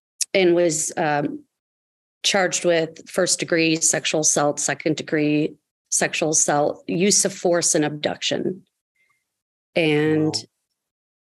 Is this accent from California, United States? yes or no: no; Kenosha, Wisconsin, United States; I was 8 years old in third grade in my hometown of Kenosha, Wisconsin